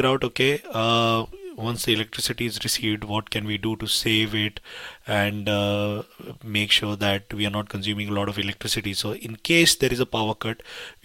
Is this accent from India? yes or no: yes; India; now in United Kingdom; So I come from India